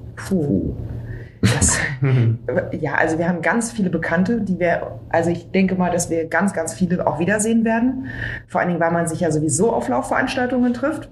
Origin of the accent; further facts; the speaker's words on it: Berlin, Germany; ich bin ja Berlinerin